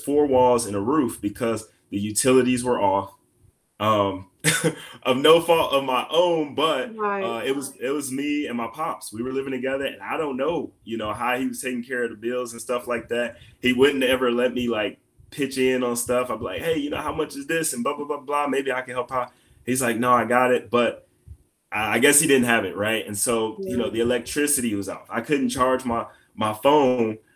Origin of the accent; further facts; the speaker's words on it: Detroit, Michigan, United States; moved away as an adult; now in Missouri, United States; I grew up in Detroit